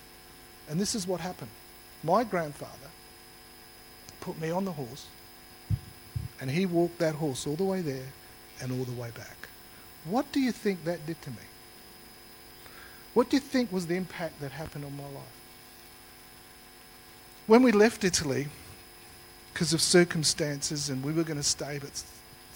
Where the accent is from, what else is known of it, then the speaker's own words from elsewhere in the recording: Australia; I was born here in Australia